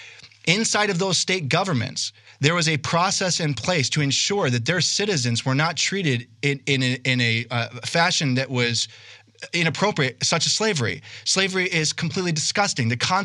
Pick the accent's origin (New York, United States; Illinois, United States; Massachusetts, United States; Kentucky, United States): New York, United States; moved away as an adult; now in Arizona, United States; I grew up in New York in an environment where there was no talk of racism.